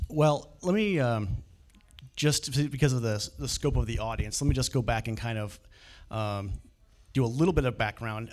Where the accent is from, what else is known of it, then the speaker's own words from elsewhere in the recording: the Valley, California, United States; also born or lived in Bay Area; now in Sacramento, United States; I grew up in the Valley